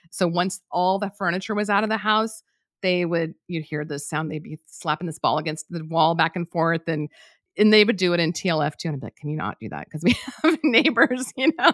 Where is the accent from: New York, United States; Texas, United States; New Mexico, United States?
New Mexico, United States; moved away as an adult; I'm from New Mexico